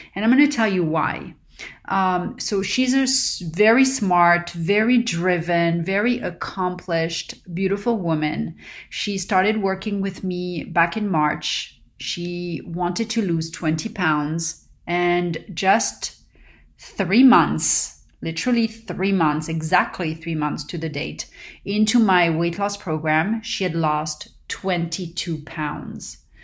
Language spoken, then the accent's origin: English; Paris, Île-de-France, France; now in Southern California, United States; growing up in Paris